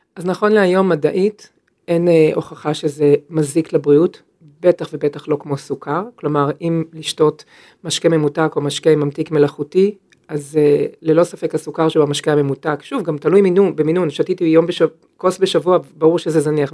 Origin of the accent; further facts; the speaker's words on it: Upper Galilee, Northern District, Israel; moved away; also born or lived in Jerusalem; אני במקור מהגליל העליון